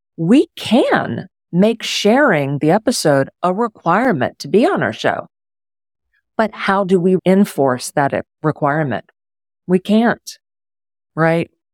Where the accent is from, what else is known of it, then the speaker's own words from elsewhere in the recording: Houston, Texas, United States; also born or lived in Pittsburgh; now in Houston, United States; When I was moving back to my hometown of Houston